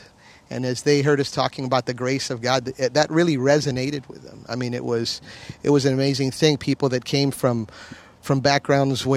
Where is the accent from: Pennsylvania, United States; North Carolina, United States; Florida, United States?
Florida, United States; Miami; I was born in 1970 in the city of Miami, Florida